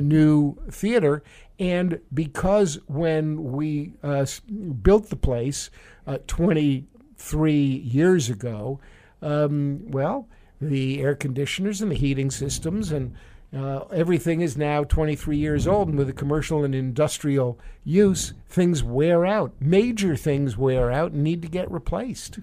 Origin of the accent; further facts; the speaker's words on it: New York City, New York, United States; moved away; when I was a little kid growing up in New York City